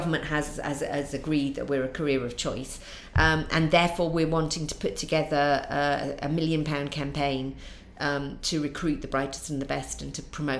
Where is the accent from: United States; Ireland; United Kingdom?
United Kingdom; North East England; accent: Mackem; And Durham doesn't have a really strong accent, but it has got quite a strong dialect.